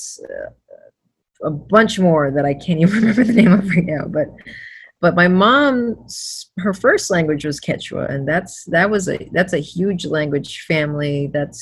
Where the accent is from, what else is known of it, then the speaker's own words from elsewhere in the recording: Florida, United States; I was born in Florida